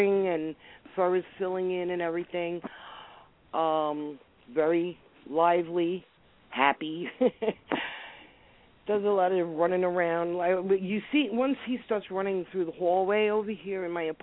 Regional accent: New York City, New York, United States; I'm an Italian from Brooklyn

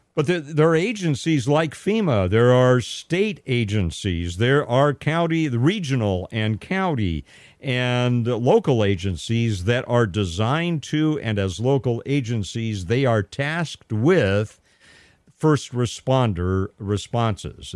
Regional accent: Southern California, United States; moved away as an adult; now in Modesto, United States; I'm from Southern California as well

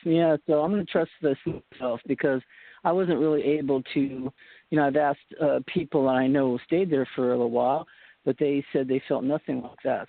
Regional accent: Boston, Massachusetts, United States; moved away; My mom was born in uh, Poughkeepsie, New York, but I was born in Boston

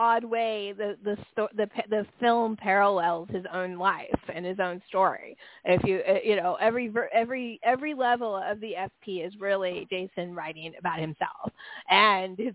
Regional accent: San Francisco Bay Area, California, United States; I grew up in the San Francisco Bay Area

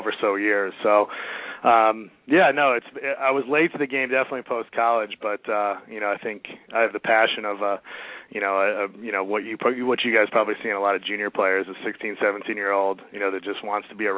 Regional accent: Chicago, Illinois, United States; accent: Chicago; now in Cincinnati, United States; Growing up in Chicago

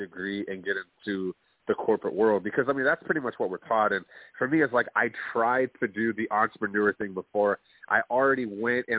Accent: Plano, Texas, United States; I'm from Plano, Texas. Middle-class family.

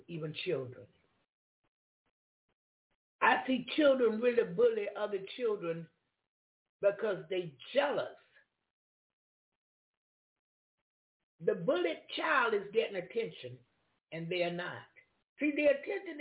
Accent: Jacksonville, Florida, United States; I come from Duval County, I didn't come from that surrounding

